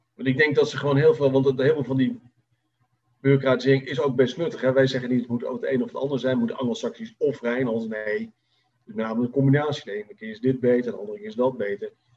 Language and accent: Dutch; Netherlands; Wij als Nederlanders